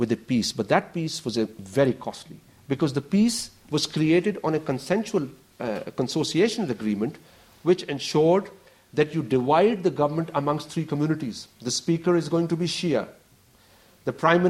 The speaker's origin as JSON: {"language": "English", "country": "Pakistan", "said": "I come from Pakistan"}